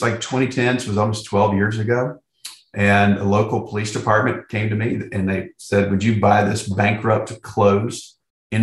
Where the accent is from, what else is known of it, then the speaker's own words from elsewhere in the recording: Winston-Salem, North Carolina, United States; I was born in Winston-Salem, grew up on a family farm, still on that family farm right now, right outside of Winston-Salem, little county, Davie County